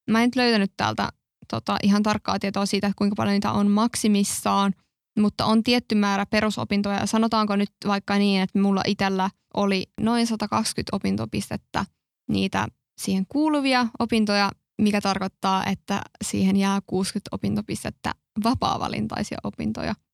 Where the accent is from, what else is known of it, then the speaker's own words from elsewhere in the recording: Kokkola, Central Ostrobothnia, Finland; moved away as an adult; now in Tampere, Finland; mäkin muutin tosiaan Kokkolasta Tampereelle, jos jollakin on jäänyt epäselväksi, niin olen Kokkolasta.